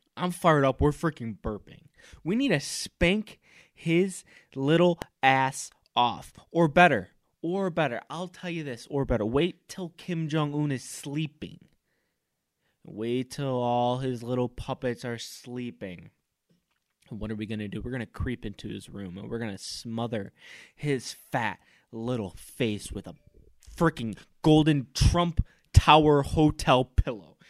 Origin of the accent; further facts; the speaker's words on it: United States; me being American